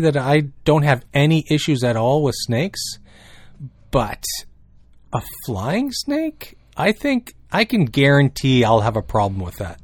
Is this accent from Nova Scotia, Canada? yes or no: no; New Brunswick, Canada; I grew up in New Brunswick, and one thing I noticed from growing up in New Brunswick